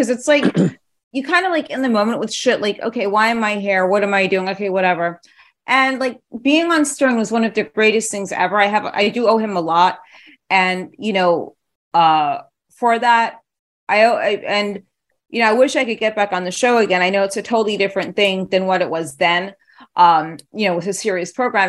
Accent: New York City, New York, United States; also born or lived in London / Paris; now in Los Angeles, United States; I grew up in the city. I grew up in New York.

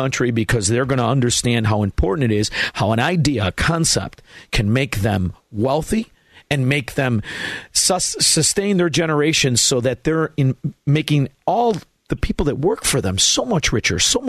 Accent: Chicago, Illinois, United States; I'm from Chicago, Illinois

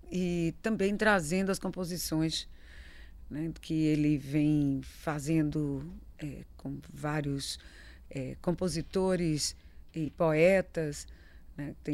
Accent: Bahia, Brazil; Isso já é um peso, já é uma responsabilidade muito grande. Sendo baiano, ainda mais, né?

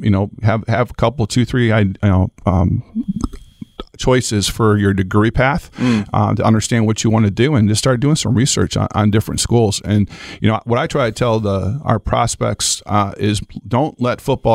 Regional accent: Toledo, Ohio, United States; moved away as an adult; now in Lake Wales, Florida, United States; I was born and raised in Toledo, Ohio

